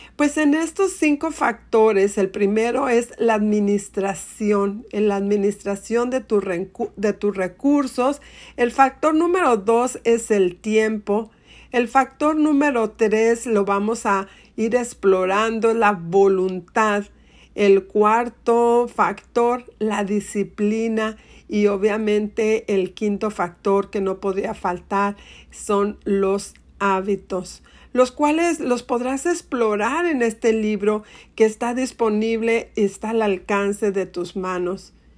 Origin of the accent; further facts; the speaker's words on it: Monterrey, Nuevo León, Mexico; en Monterrey, mi ciudad natal